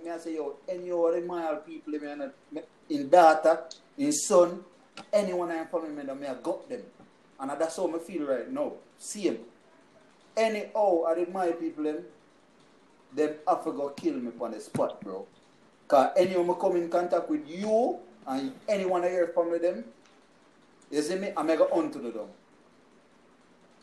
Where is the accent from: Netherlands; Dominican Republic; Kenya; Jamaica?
Jamaica; now in United States; me a Jamaican